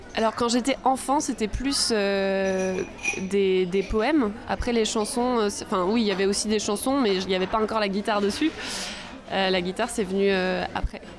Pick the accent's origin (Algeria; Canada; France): France; Arcachon Bay, Nouvelle-Aquitaine; J'ai grandi euh, sur le bassin